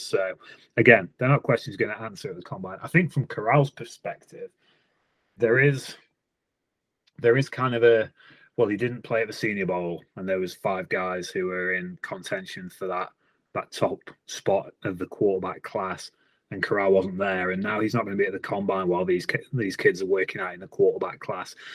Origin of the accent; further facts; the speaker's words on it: England, United Kingdom; I'm an English guy